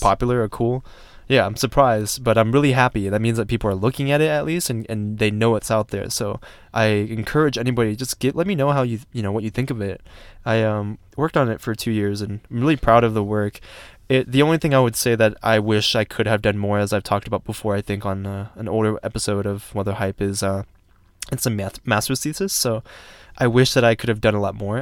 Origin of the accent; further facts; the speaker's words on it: Georgia, United States; now in Colorado, United States; it was nice to be back in my home state